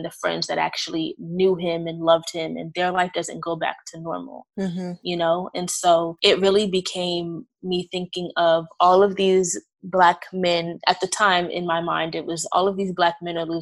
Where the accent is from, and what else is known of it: New York City, New York, United States; now in Maryland, United States